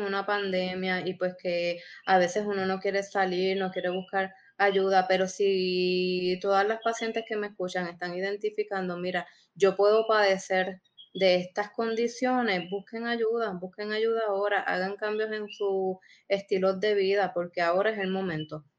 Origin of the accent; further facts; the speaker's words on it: Puerto Rico; somos puertorriqueños